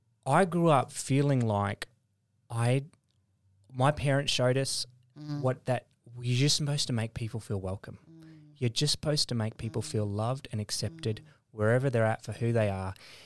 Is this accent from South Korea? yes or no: no; Indonesia; born there; also born or lived in West Papua; I was born in Indonesia. Mm. My parents were missionaries in Indonesia and also in West Papua, which is the Indonesian side of New Guinea, Irian Jaya at the time.